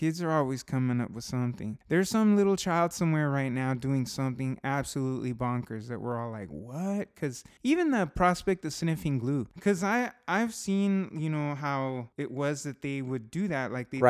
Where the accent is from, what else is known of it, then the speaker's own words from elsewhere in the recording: Southern California, United States; Well, I'm from Southern California